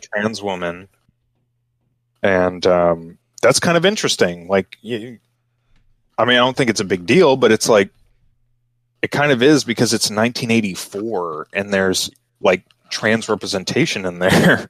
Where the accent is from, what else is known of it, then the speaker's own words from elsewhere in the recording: Texas, United States; I'm from Texas